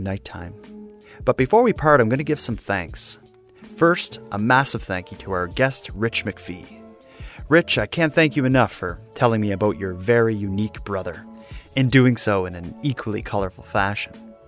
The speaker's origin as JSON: {"language": "English", "area": "Cape Breton", "region": "Nova Scotia", "country": "Canada", "tie": "born or raised there", "said": "growing up in Cape Breton in the 80s"}